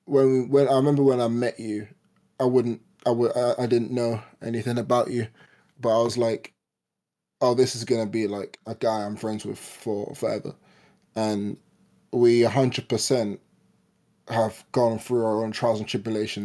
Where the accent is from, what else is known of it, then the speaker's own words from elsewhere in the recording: London, United Kingdom; I was born in London